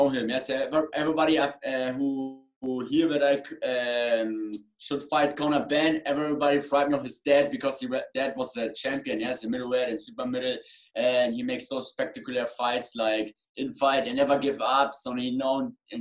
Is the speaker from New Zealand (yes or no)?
no; Germany; English is a second language; I come from Germany, I box in England